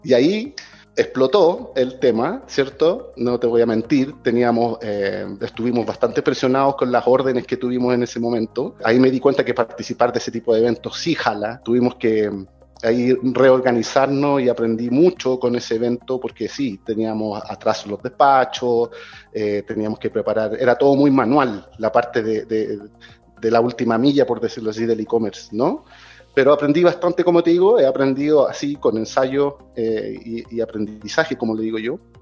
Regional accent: Chile; moved away as an adult; now in Mexico; yo soy chileno

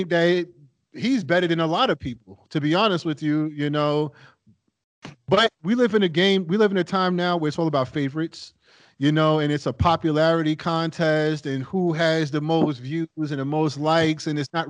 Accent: New York City, New York, United States; I grew up in New York City

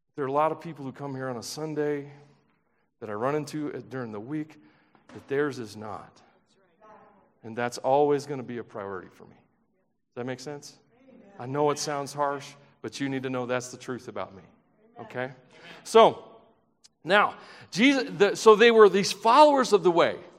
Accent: Tennessee, United States; I'm from Tennessee

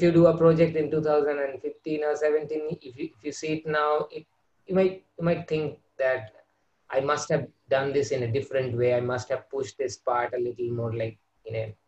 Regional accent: Kolkata, West Bengal, India; I'm from India, and I'm from West Bengal, where I've been brought up

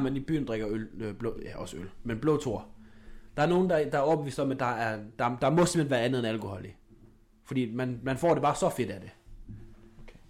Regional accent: Denmark; som dansker

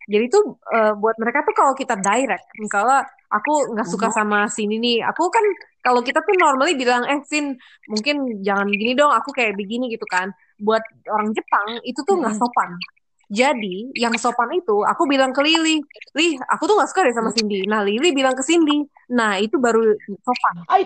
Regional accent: Indonesia; kalau bahasa kita orang Indo muka

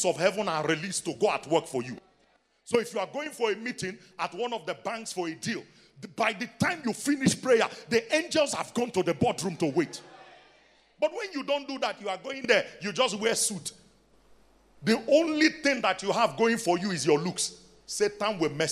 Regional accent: Nigeria; now in South Africa; I'm Nigerian

